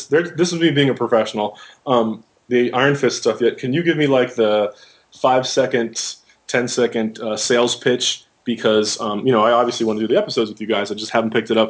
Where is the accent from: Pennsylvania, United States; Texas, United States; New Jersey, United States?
Pennsylvania, United States; Monroeville; moved away; also born or lived in Pittsburgh; my hometown of Pittsburgh/Monroeville, where I went to high school